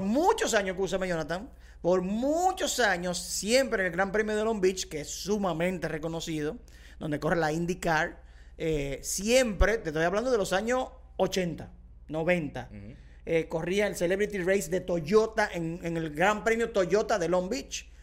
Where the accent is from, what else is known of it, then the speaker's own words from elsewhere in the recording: Dominican Republic; soy dominicano